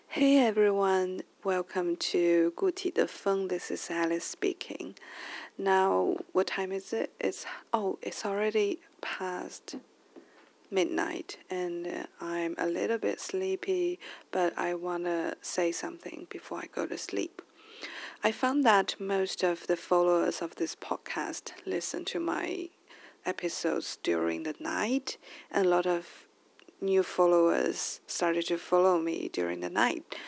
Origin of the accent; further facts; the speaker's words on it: China; English is a second language; ever since I went back to China, I was worried that uh, my English level could be uh, slow down